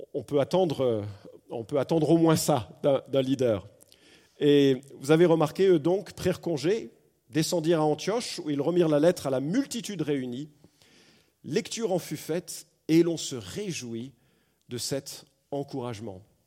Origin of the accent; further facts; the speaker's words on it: France; accent: accent de la mère patrie (France); mon accent particulièrement prononcé de la mère patrie